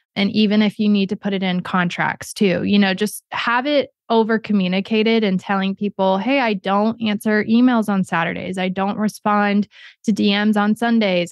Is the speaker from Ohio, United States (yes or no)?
yes; Ohio, United States; moved away; also born or lived in New York City / Florida / Orlando / Kentucky; I was born in Ohio, raised there, lived in Florida for a long time, moved to Orlando, moved to Kentucky